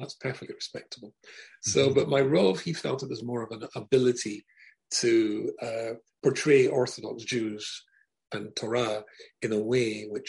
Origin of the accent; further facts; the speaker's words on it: Scotland, United Kingdom; moved away as an adult; also born or lived in Glasgow / Manchester; I come from Scotland. And I grew up in Scotland, and when I was 19, I moved to Manchester in England